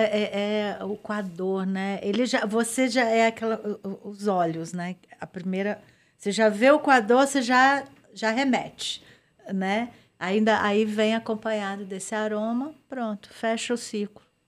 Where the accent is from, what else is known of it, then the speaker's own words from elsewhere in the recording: Espírito Santo, Brazil; also born or lived in Natal / Belo Horizonte; now in São Paulo, Brazil; lá na minha terra, né? Que eu tenho que puxar a sardinha para o Espírito Santo